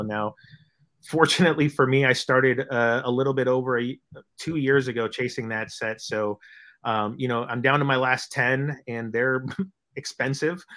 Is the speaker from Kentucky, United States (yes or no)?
no; Bay Area, California, United States; I'm from the Bay Area.